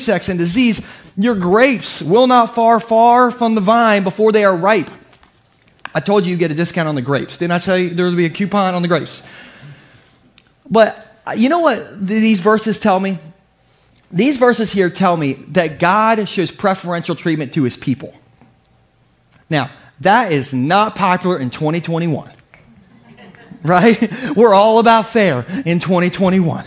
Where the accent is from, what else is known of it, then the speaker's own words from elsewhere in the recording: Gumboro, Delaware, United States; I'm from Gumboro